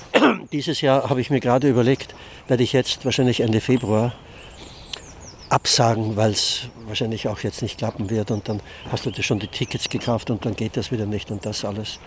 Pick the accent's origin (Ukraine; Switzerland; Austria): Austria; now in Hannover, Germany; Ich bin eigentlich in Österreich aufgewachsen